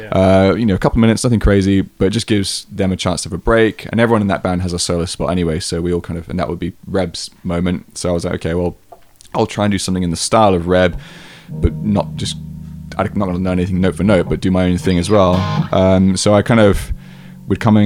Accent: England, United Kingdom; moved away; I was from England

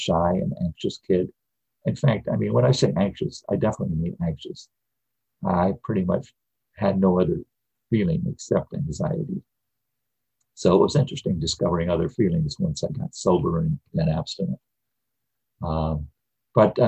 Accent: Midwest, United States; I grew up in the Midwest in the 50s and 60s

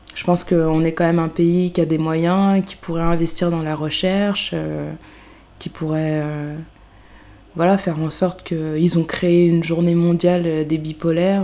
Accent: a small town in Yvelines, Île-de-France, France; now in Paris, France; je venais d'une petite ville des Yvelines

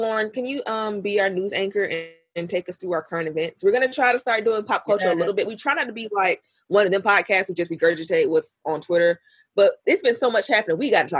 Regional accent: Florida, United States; I am from Florida. I went to school in Tallahassee.

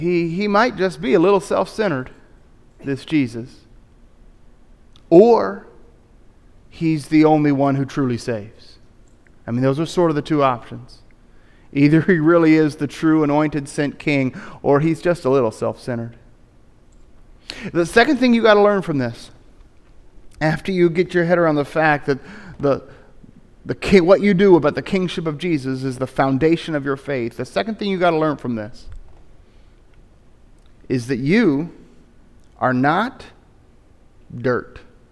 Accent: Tennessee, United States; I grew up in East Tennessee and we all kind of go to church around here, so if I want to be a good East Tennessean, I better go.

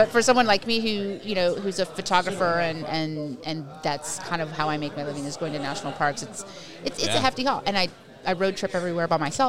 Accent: New Orleans, Louisiana, United States; also born or lived in Long Island, New York / San Francisco; now in Austin, United States; So I was born in Long Island, New York. Grew up in New Orleans, went to college in San Francisco

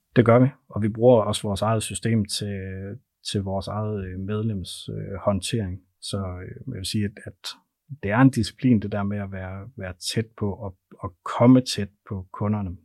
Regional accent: North Jutland, North Denmark Region, Denmark; jeg er fra Nordjylland, så jeg taler simpelthen så langsomt

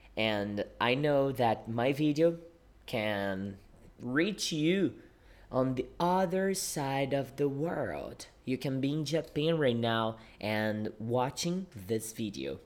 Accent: Brazil; English is a second language; I am a Brazilian English teacher. Yeah, I teach English and I live in Brazil

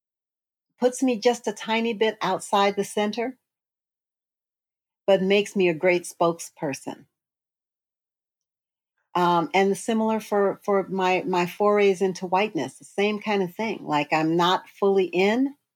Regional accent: San Francisco, California, United States; I was born in Western Addition, San Francisco

